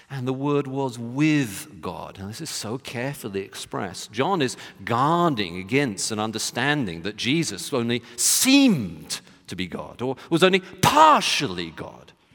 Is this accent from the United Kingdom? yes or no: yes; United Kingdom; moved away; in my home country, United Kingdom